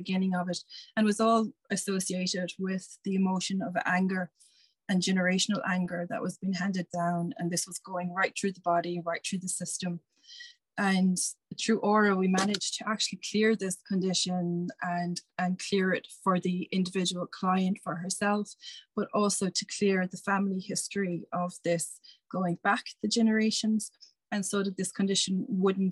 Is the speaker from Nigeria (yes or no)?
no; Ireland; as an Irish person